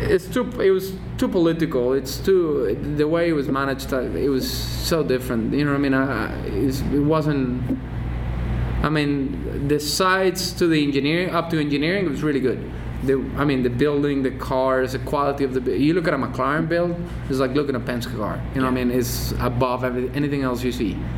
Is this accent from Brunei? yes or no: no; England, United Kingdom; I grew up in England, so I knew so like when you could start racing in Europe, you get to Silverstone. That's like my home race